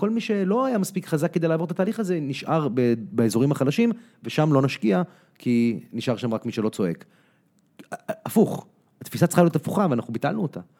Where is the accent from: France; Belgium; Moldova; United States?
United States; אני גדלתי בארצות הברית, למדתי בבית ספר אמריקאי, בפאבליק סקול היו איתי ילדים אה, יהודים, נוצרים, מוסלמים, שחורים, לבנים, הכל